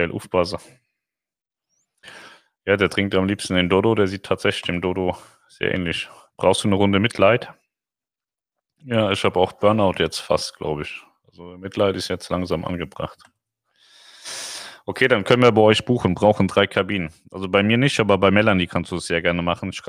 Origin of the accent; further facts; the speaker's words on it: Reinheim, Hesse, Germany; Ja, ich bin in Rheinheim aufgewachsen. Rossdorf und Rheinheim.